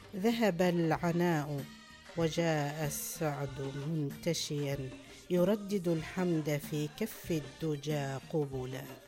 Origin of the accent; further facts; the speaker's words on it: Oman; أسافر ويسألوني من وين أنت وأقول لهم من عمان